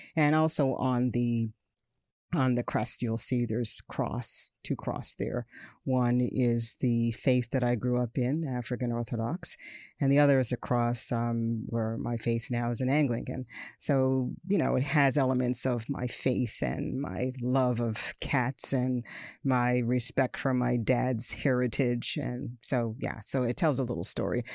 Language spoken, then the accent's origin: English; Nova Scotia, Canada; born of immigrant parents and raised in a province with a history of negative race relations, and racial segregation